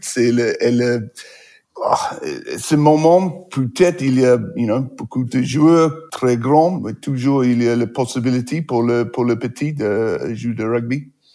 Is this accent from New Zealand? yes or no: yes; New Plymouth, Taranaki, New Zealand; French is a second language; moved away; Je suis né à New Plymouth, c'est une ville, c'est pas petit, mais pas grande.